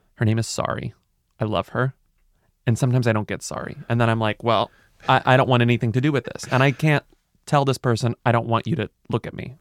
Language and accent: English; Texas, United States; now in New York City, United States; I'm from Texas. I mean, I'm from a hot place